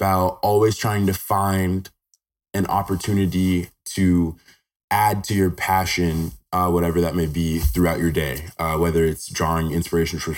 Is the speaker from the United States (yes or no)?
yes; Henderson, Nevada, United States; So I was born and raised in Henderson, Nevada. I've been here my whole life.